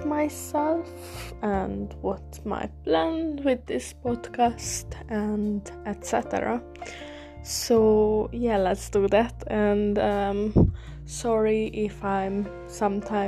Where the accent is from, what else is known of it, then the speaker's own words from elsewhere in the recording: Hungary; English is a second language; now in England; originally I'm from Hungary. So also sorry for my English accent, it's not the best, but I'm learning